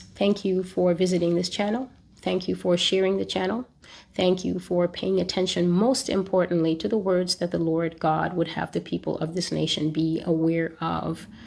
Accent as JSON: {"language": "English", "country": "United States", "said": "as an American"}